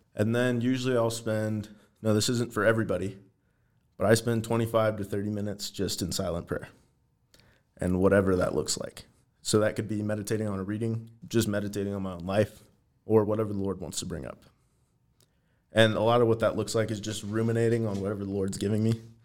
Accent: Everett, Washington, United States; moved away as an adult; now in Helena, United States; I'm from Western Washington, from a town called Everett, which is just a little bit north of Seattle

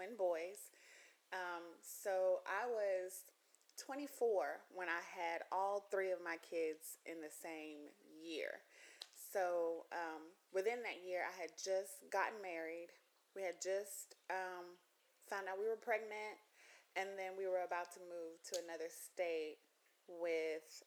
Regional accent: Mississippi, United States; moved away as an adult; also born or lived in Louisiana / Arkansas; I'm from Mississippi

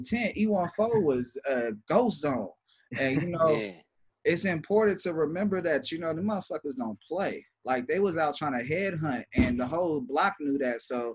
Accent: Los Angeles, California, United States; growing up in California, period, like I grew up in L.A.

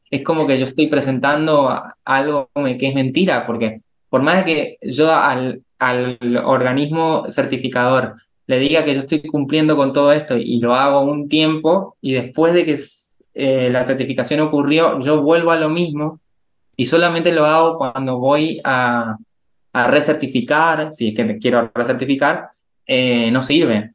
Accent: Resistencia, Chaco, Argentina; Estudié en mi ciudad natal, que, se llama Resistencia, que es la capital de una provincia llamada Chaco

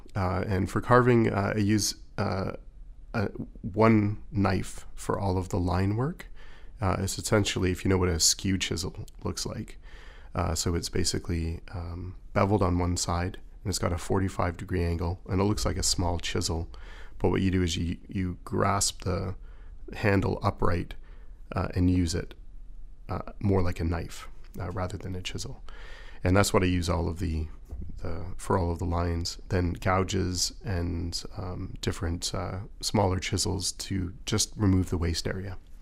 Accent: Toronto, Ontario, Canada; I went to a fine arts high school in Toronto, and I grew up in Toronto

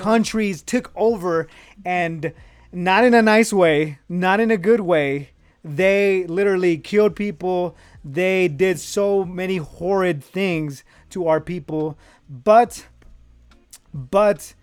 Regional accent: Reno, Nevada, United States; I'm from Reno, Nevada

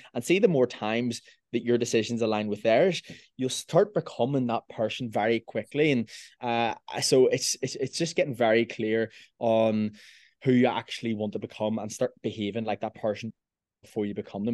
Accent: Belfast, Northern Ireland, United Kingdom; I'm from Belfast.

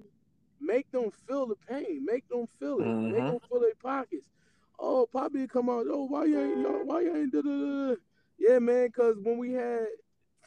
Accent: United States; I'm American, right? Because I was born here

